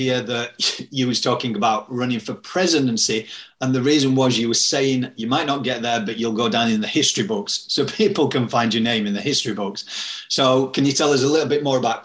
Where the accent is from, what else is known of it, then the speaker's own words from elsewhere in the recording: Yorkshire and the Humber, United Kingdom; where I'm from Yorkshire